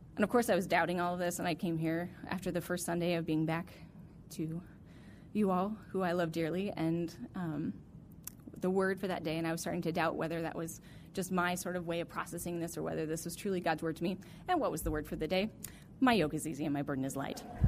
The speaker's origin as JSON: {"language": "English", "region": "Alaska", "country": "United States", "tie": "born or raised there", "said": "growing up in Alaska"}